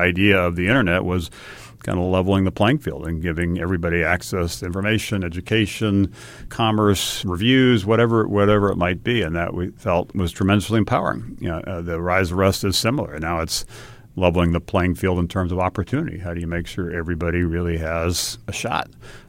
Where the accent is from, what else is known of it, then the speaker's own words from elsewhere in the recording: Hawaii, United States; And I'd say I grew up in Hawaii, and Hawaii, like many parts of the country, is a wonderful place, but tends to be a little cautious, a little risk averse.